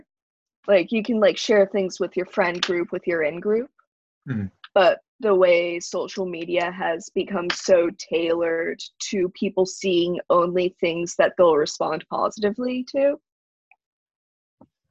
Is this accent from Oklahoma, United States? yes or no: no; Salem, Massachusetts, United States; I'm from Salem, Massachusetts